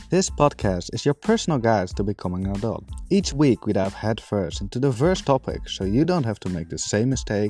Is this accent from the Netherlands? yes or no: yes; Netherlands; Born and raised in the Netherlands